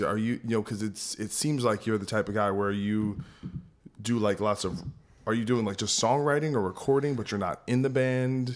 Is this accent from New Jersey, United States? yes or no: yes; New Jersey, United States; I'm from New Jersey.